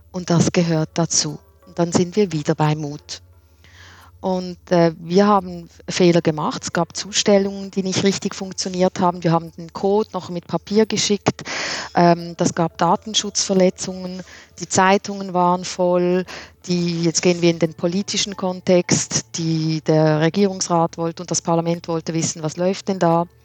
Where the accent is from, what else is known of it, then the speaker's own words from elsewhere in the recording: Switzerland; Ja, Nils, es ist auch bei uns in der Schweiz so